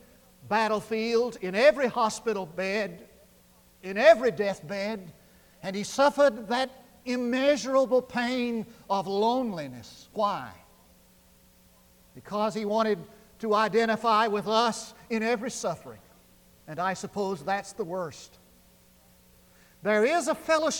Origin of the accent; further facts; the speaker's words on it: Munday, Texas, United States; I grew up in West Texas, 8 miles from town, the big city of Mundy.